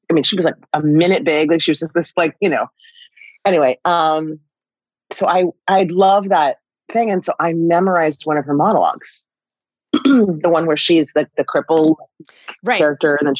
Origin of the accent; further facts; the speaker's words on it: Sacramento, California, United States; also born or lived in Highland Park, Michigan; I was born in Highland Park, Michigan. I remember none of it because we left there when I was two to go to Sacramento. So that that's my upbringing, is Northern California.